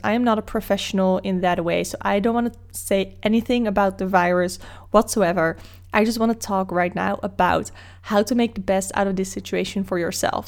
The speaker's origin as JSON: {"language": "English", "country": "Netherlands", "second_language": "English", "said": "Dutch people will probably keep speaking English to you, even though you might wanna speak Dutch, just so we can show off our English skills to you"}